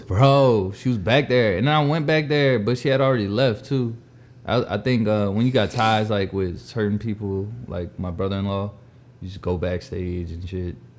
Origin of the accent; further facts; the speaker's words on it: the South, United States; we're from the South